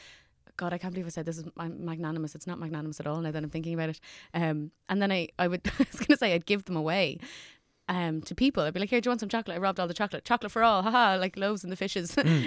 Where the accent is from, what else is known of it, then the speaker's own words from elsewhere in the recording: Dublin, Leinster, Ireland; I'm from Rathfarnham.